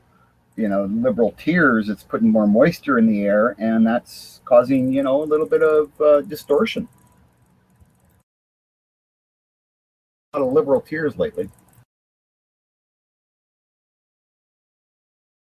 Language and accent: English; Canada; I'm Canadian